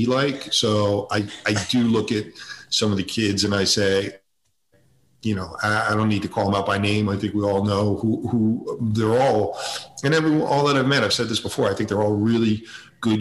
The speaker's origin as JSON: {"language": "English", "region": "suburbs of Connecticut", "country": "United States", "tie": "born or raised there", "said": "We lived in the suburbs of Connecticut. I grew up there"}